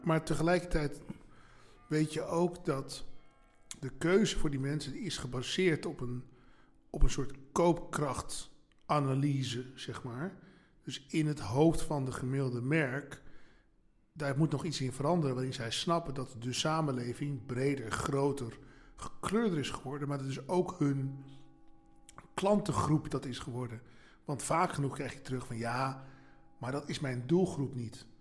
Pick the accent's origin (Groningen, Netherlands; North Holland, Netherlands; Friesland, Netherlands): North Holland, Netherlands; Amstelveen; Ik kom uit Amstelveen. waar ben ik, ben ik geboren en getogen in Amstelveen